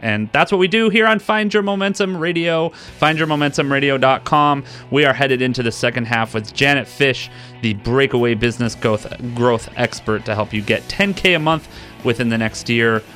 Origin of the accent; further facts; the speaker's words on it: Detroit, Michigan, United States; I grew up in the Midwest. I tell people, you know, I grew up in Detroit